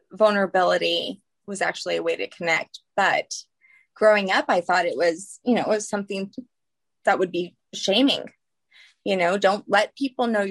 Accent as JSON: {"language": "English", "town": "New Orleans", "region": "Louisiana", "country": "United States", "said": "I am from New Orleans"}